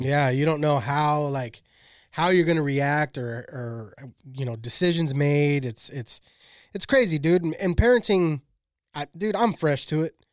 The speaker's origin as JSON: {"language": "English", "town": "Shafter", "region": "California", "country": "United States", "tie": "born or raised there", "said": "growing up in Shafter"}